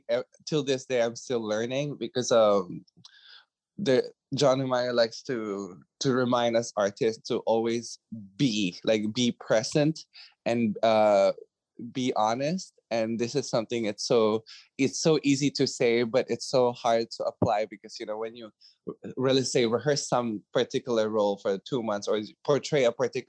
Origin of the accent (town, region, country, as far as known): Philippines; moved away